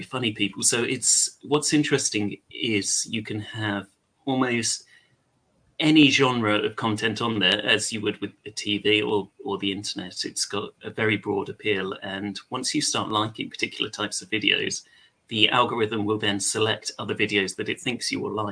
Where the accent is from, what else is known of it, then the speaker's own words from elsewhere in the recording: England, United Kingdom; accent: English; you can probably tell I'm English or British